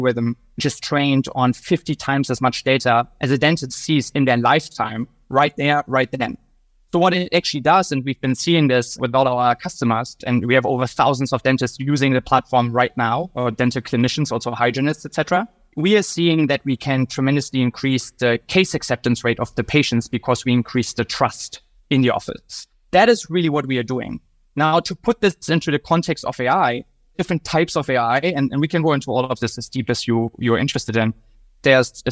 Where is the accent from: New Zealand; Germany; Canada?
Germany; moved away as an adult; now in United States; originally, I'm from Germany